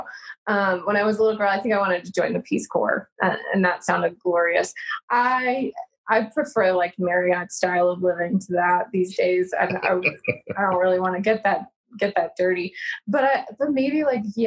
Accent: St. Louis, Missouri, United States; I'm from St. Louis

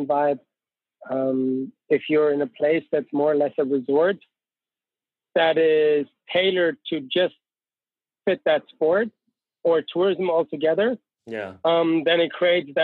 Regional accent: near Austria and Switzerland, Bavaria, Germany; moved away as an adult; now in Innsbruck, Austria; Yes, I'm from Germany. Actually, all the way down south, close to Austria and Switzerland in that triangle. So where the Alps really start, that's where I grew up.

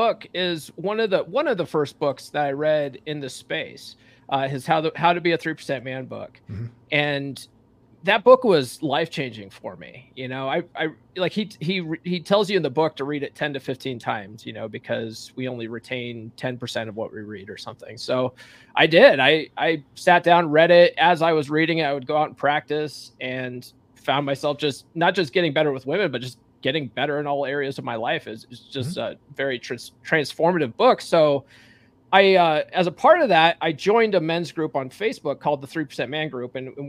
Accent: Conifer, Colorado, United States; So I'm a Colorado guy myself. You know, I grew up in Conifer and went to Evergreen High School.

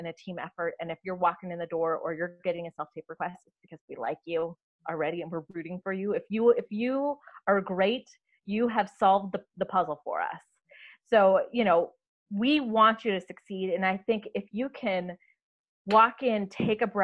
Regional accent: North Dakota, United States; moved away; I grew up in North Dakota, which is, you know, not exactly a bastion of production

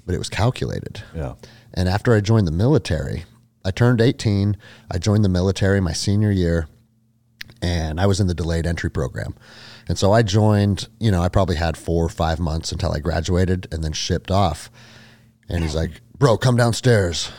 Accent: Snohomish, Washington, United States; also born or lived in Alaska; So I grew up in Snohomish, Washington, which is like forty five minutes or an hour outside of Seattle to the mm-hmm. north

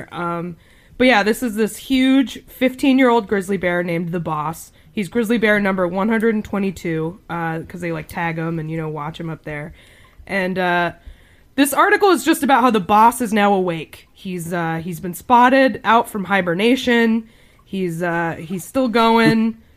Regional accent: near Storyland, New Hampshire, United States; moved away; also born or lived in New York; I grew up near Storyland.

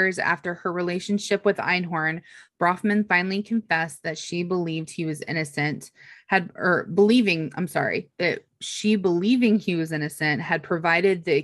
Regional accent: Ohio, United States; I'm from Ohio.

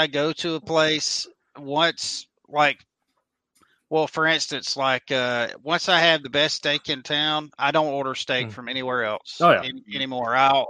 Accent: Mississippi, United States; now in Texas, United States; I'm from Mississippi

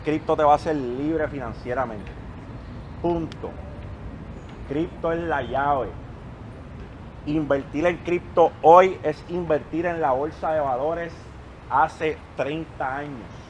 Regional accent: Puerto Rico; Cuando yo crecí, allí en Monteverde

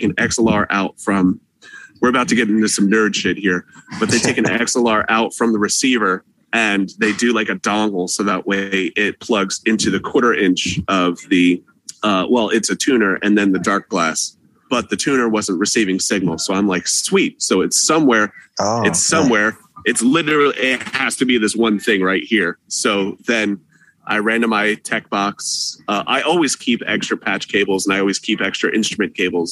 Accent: Philadelphia, Pennsylvania, United States; I'm from Philadelphia

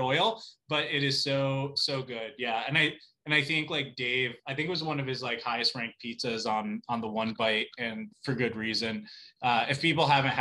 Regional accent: Plymouth, Connecticut, United States; also born or lived in New York City / Fairfield, Connecticut; I grew up in Plymouth, Connecticut.

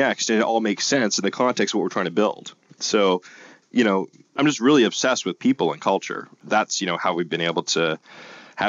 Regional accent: Canada; because we're Canadian, right? North of the border

